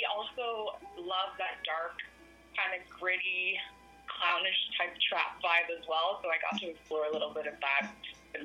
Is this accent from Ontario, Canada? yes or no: yes; Ottawa, Ontario, Canada; moved away as an adult; now in Toronto, Canada; So I'm actually from Ottawa. I was born and raised in Ottawa, and I moved here out to Toronto about 6 years ago.